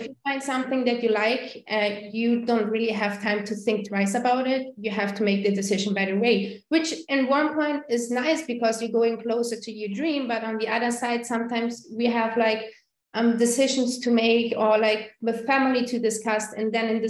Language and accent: English; Germany; English is a second language; now in Costa Rica; I'm original from Germany, so I don't know if you hear it on the accent